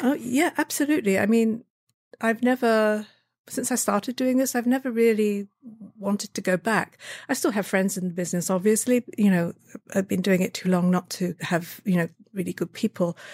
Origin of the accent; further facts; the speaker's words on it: Brighton, South East England, United Kingdom; moved away; I was born in Brighton in, uh, Sussex, England, which is a seaside town.